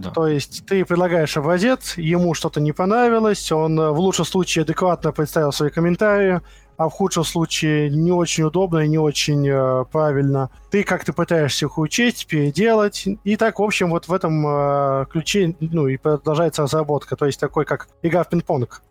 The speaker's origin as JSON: {"language": "Russian", "region": "Moscow", "country": "Russia", "tie": "born or raised there", "said": "Родился в Москве в 1987 году"}